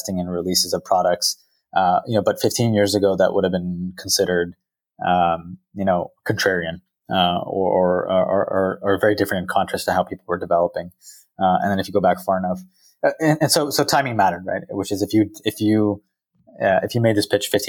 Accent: Silicon Valley, California, United States; I grew up here in the Valley

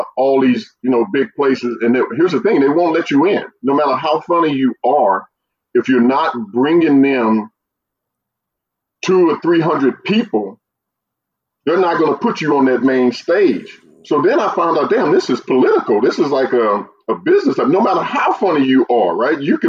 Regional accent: St. Louis, Missouri, United States; I grew up in St. Louis

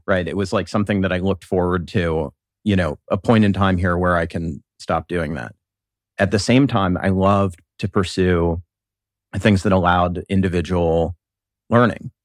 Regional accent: Columbus, Ohio, United States; I was born and raised here in Columbus

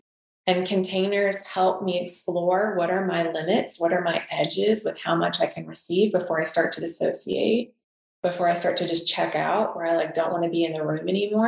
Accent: the South, United States; accent: Southern; And when my Southern accent comes out, like in one of my archetypes, and when that comes out, my partner's like, oh, fuck.

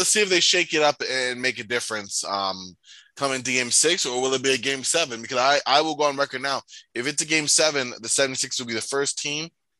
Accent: New York, United States; I'm from New York.

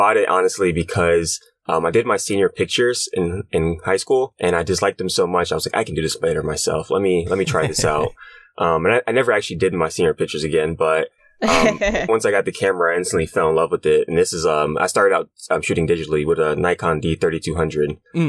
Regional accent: Brooklyn, New York, United States; I'm 26 years old, and I'm from Brooklyn, New York.

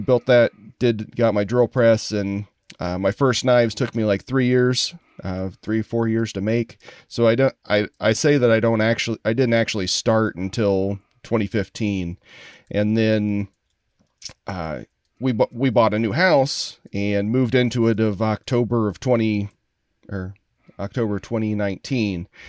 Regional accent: Columbus, Indiana, United States; moved away as an adult; also born or lived in Chicago area, Illinois; now in Chicago, United States; grew up in Columbus, Indiana.

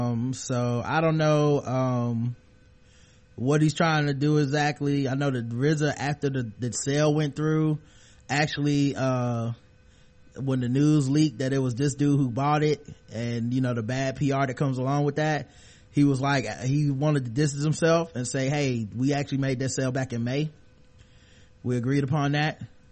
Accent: Brooklyn, New York, United States; He's from Brooklyn. I'm from Brooklyn. He deserves a fair trial.

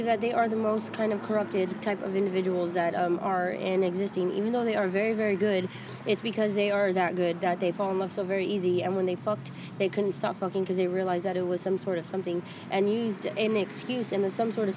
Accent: Riverdale, California, United States; also born or lived in Fresno, California / Hanford, California; now in Visalia, United States; I'm from Riverdale, California

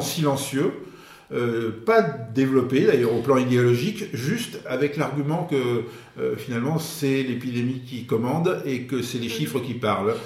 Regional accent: France; en tant que Français

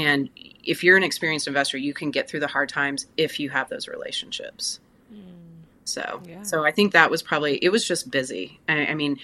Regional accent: Tulsa, Oklahoma, United States; I am based in Tulsa, Oklahoma. It's my hometown. It's where I was raised

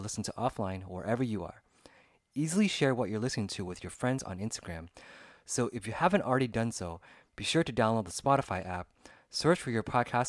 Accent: Sacramento, California, United States; also born or lived in Los Angeles; I was born and raised here in California. I grew up in Sacramento, but now I live in Los Angeles and I work here

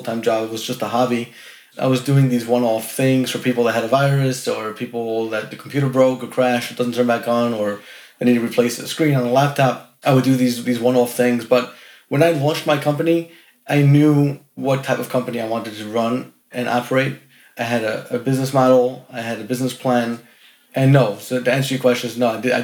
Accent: New York City, New York, United States; I was born and raised in Brooklyn, New York City, the borough of Brooklyn

